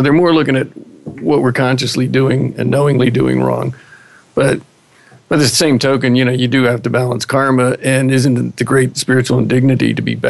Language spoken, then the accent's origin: English; Washington, District of Columbia, United States; moved away; also born or lived in Florida; when I grew up in the Washington, D.C. area and our family moved to Florida.